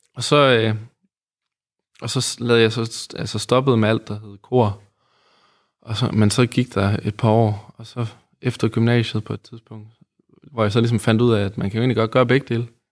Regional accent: Aarhus, Central Denmark Region, Denmark; also born or lived in Odense, Denmark; så kommer jeg jo fra Odense. Ja. Men øh, så havnede jeg i Aarhus

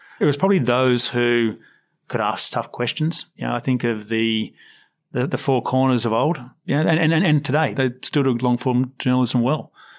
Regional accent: Sydney, New South Wales, Australia; I grew up on the Sydney Morning Herald, and that was the paper my parents chose.

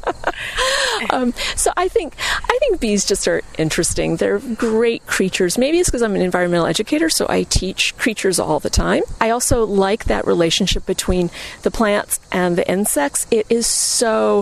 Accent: Florida, United States; moved away; I grew up in Florida where orange blossom honey is a big deal.

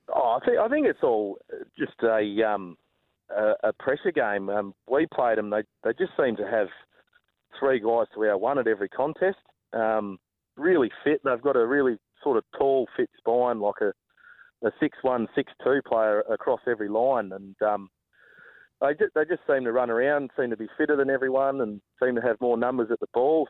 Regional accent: Pemberton, Western Australia, Australia; moved away; also born or lived in Bunbury; it's obviously my um, my hometown

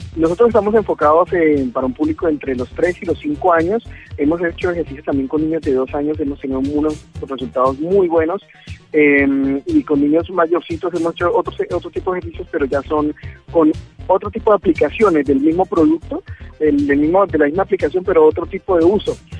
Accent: Bucaramanga, Santander, Colombia; nosotros somos de Bucaramanga

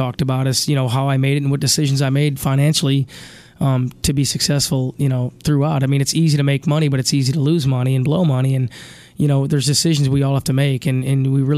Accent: Chittenango, New York, United States; I grew up in Chittenango, New York, 20 miles east of Syracuse

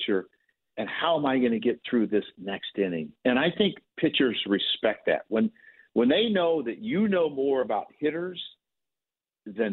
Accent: Illinois, United States; I grew up in Illinois

